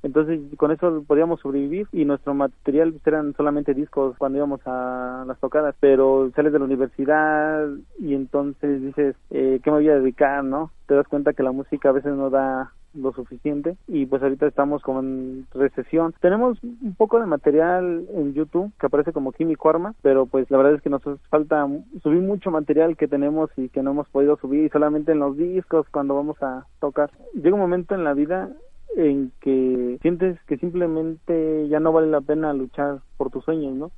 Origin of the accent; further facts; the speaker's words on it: Atizapán de Zaragoza, State of Mexico, Mexico; first language Mazahua; Spanish is a second language; also born or lived in Santo Domingo de Guzmán, Ixtlahuaca; yo crecí aquí en Atizapán de Zaragoza